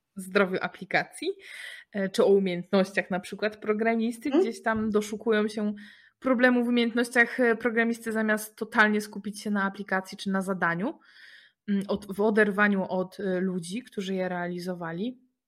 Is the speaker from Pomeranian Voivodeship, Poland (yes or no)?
no; Poznań, Greater Poland, Poland; jesteśmy z Poznania